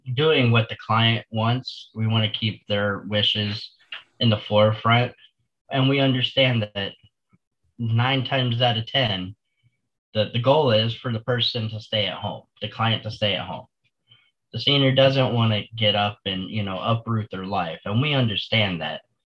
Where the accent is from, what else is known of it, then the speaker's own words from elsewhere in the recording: Florida, United States; I was born and raised here in Florida